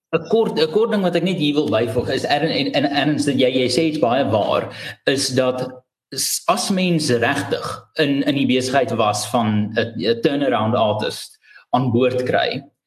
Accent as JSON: {"language": "Afrikaans", "country": "South Africa", "said": "as Suid-Afrikaner"}